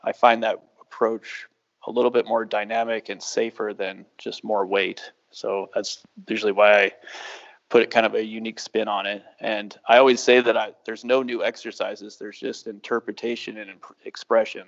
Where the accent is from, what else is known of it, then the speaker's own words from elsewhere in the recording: United States; moved away as an adult; also born or lived in Ireland; growing up in the United States